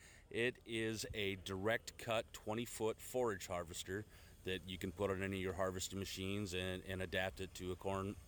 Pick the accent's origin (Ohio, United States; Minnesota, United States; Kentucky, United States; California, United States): Minnesota, United States; Southwest; I'm from the Southwest Minnesota area